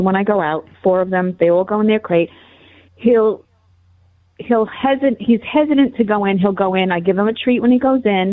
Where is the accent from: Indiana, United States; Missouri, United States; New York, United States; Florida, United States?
New York, United States; North Bellmore; moved away as an adult; now in North Carolina, United States; I'm a Long Island girl, but I moved to North Carolina a year ago, but I'm a North Belmore girl.